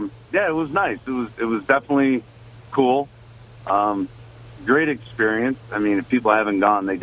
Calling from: Endwell, New York, United States; … from Endwell.

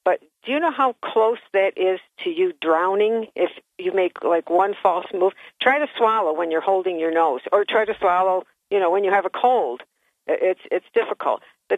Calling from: Johnson City, New York, United States; from JC.

